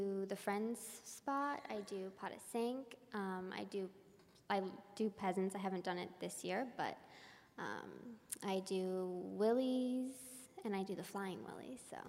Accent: Marietta, Georgia, United States; now in San Francisco, United States; Well, I grew up in Marietta, Georgia

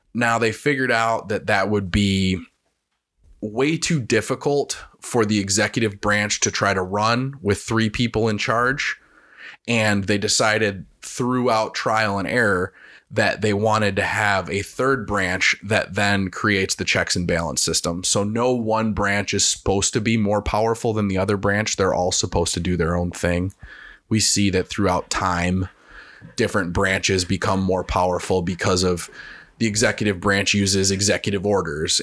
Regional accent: Wisconsin, United States; I'm a Wisconsinite

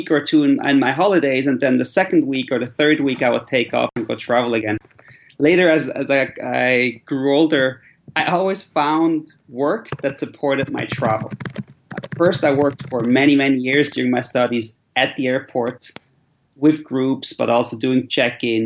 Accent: Switzerland; moved away as an adult; also born or lived in Central Asia; I'm originally from Switzerland

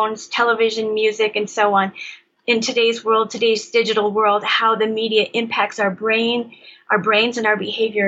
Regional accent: Michigan, United States; I grew up in Michigan

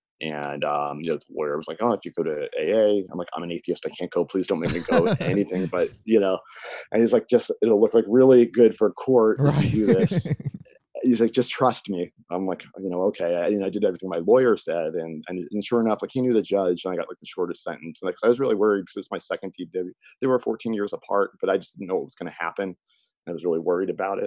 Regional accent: Chatham, New Jersey, United States; also born or lived in New Providence, New Jersey; I grew up here in Chatham. It's the town I grew up in.

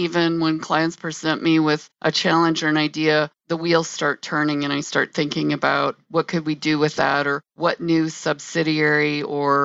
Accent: South Dakota, United States; moved away; also born or lived in Illinois; I am originally from South Dakota and I came to the state of Illinois.

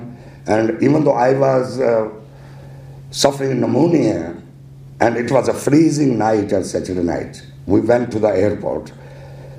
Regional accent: Pakistan; now in New York City, United States; I'm from Pakistan.

